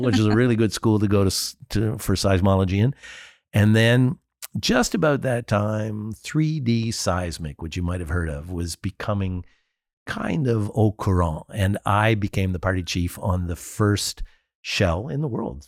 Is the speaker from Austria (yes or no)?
no; Canada; I'm Canadian